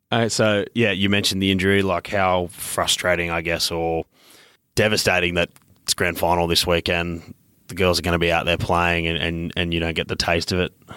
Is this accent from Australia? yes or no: yes; Queensland, Australia; also born or lived in New South Wales; I grew up in Queensland, but I'm born in New South Wales